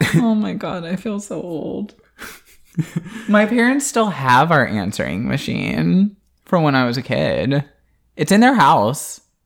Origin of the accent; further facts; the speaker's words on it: Florida, United States; I grew up in Florida